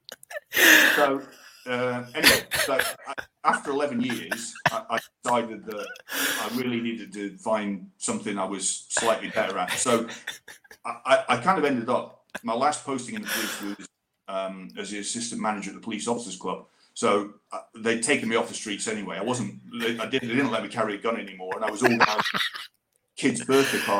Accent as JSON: {"language": "English", "town": "Gullane", "region": "Scotland", "country": "United Kingdom", "tie": "born or raised there", "also_born_or_lived": "England", "moved": "as an adult", "lives_now": "Hong Kong", "said": "I grew up in Gullen, went to school in Gullen, and in Edinburgh Academy"}